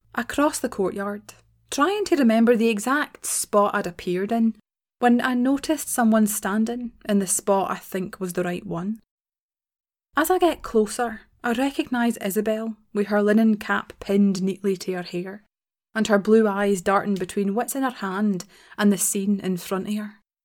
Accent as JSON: {"language": "English", "region": "Scotland", "country": "United Kingdom", "said": "as a Scottish person"}